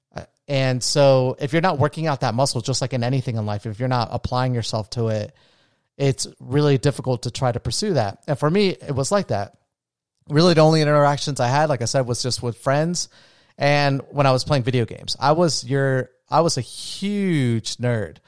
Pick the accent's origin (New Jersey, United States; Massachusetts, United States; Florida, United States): Florida, United States; Daytona Beach; also born or lived in Orlando; I wanted to get away from my hometown